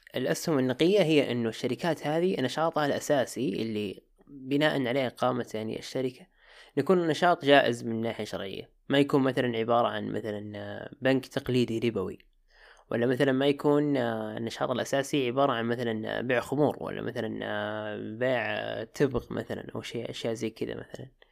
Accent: Jeddah, Makkah Province, Saudi Arabia; عندنا في جدة

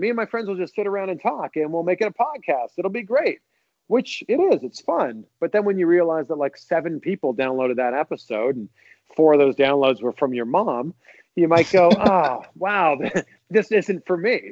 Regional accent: just outside of Toronto, Ontario, Canada; now in Florida, United States; I grew up just outside of Toronto

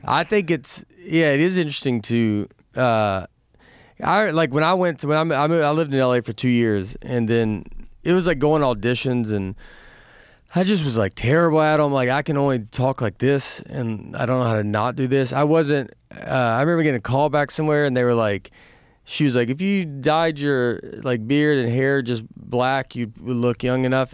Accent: Nashville, Tennessee, United States; moved away; I'm from Nashville

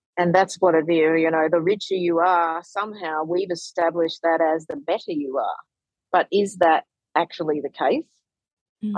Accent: Australia; also born or lived in Sydney; I'm an Australian content creator, money educator, and author

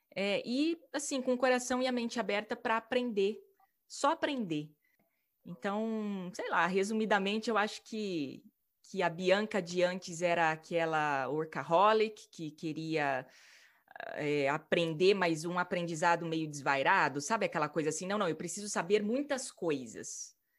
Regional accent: Maringá, Paraná, Brazil; moved away as an adult; also born or lived in São Paulo / Italy / England; eu, com 21 anos, saí de Maringá, minha cidade natal

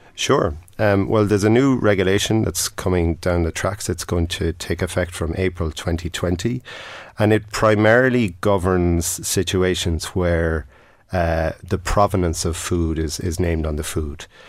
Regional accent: Tipperary, Munster, Ireland; I'm from Tipperary

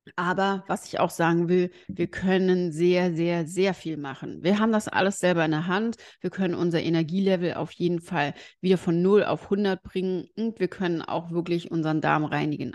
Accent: Germany; bei uns in Deutschland

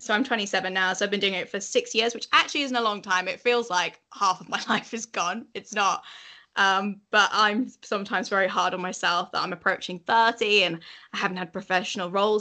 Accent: Yorkshire and the Humber, United Kingdom; accent: Yorkshire; my Yorkshire accent's authentic

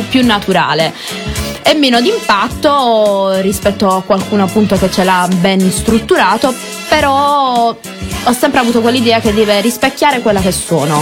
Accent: Monopoli, Apulia, Italy; Io sono di Monopoli

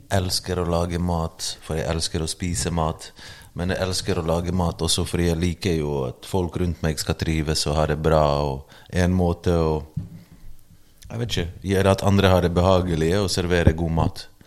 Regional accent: Bergen, Vestland, Norway; also born or lived in Bosnia and Herzegovina; jeg vokste opp i Løvstakken, sosiale boliger

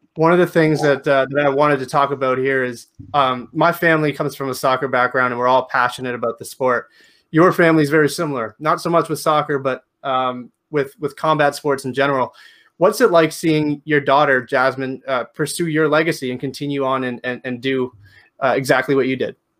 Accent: Canada; I'm from Canada

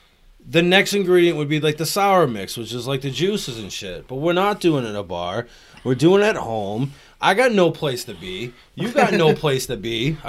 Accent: Everett, Massachusetts, United States; I'm from Everett

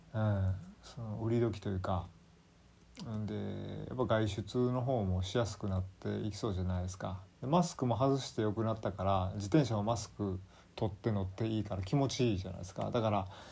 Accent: Kansai, Japan; accent: Kansai dialect; also born or lived in Kanto; 5歳まであの完全に関東圏で住んでまして、まあ、そこで要するあのマザータウン母語を習得してでなんか訳も分からず急に親のあの父祖の地である関西ですね。近畿の方に連れてこられて

